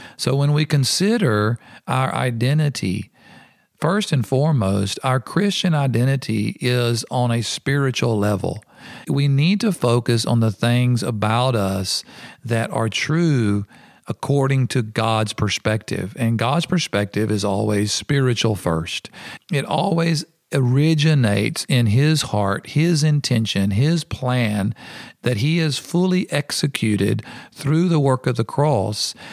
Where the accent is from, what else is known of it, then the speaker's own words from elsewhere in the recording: United States; moved away; I'm an American.